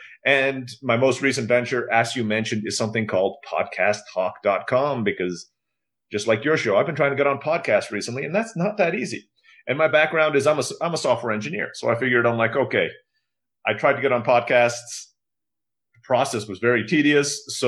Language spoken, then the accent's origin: English; Istanbul, Turkey; also born or lived in Philippines; now in Mexico; I was born in the Philippines. I grew up in Istanbul, Turkey. My dad's from the United States, but grew up in Rhodesia. And I have been living in Mexico for the last 12 years because my wife's Mexican.